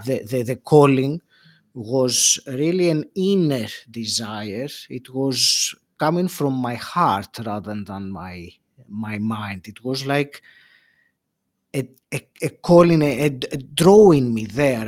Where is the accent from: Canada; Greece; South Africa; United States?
Greece; moved away as an adult; also born or lived in England; now in United Kingdom; I left Greece, my home country